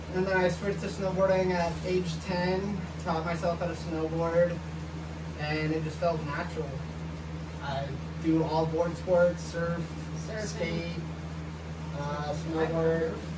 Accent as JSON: {"language": "English", "town": "Sawpit", "region": "Colorado", "country": "United States", "tie": "born or raised there", "also_born_or_lived": "Montrose, Colorado", "said": "I was born in Montrose, Colorado, and I grew up in Sawpit, Colorado"}